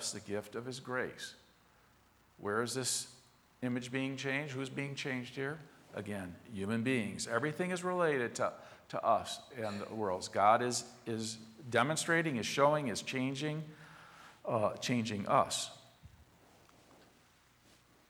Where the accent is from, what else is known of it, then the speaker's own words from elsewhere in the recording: Chicago, Illinois, United States; the neighborhood I grew up in Southwest Chicago